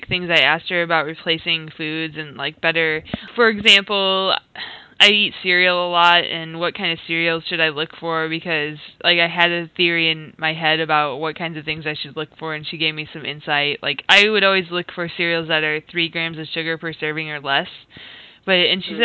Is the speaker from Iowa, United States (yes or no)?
yes; Iowa, United States; moved away as an adult; I'm originally from Iowa